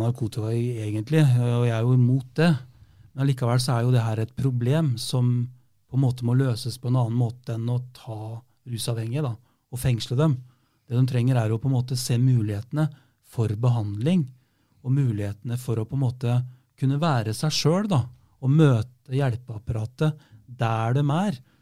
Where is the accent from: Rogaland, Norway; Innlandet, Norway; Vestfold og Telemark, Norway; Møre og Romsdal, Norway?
Vestfold og Telemark, Norway; Rjukan; now in Fredrikstad, Norway; jeg er jo fra Rjukan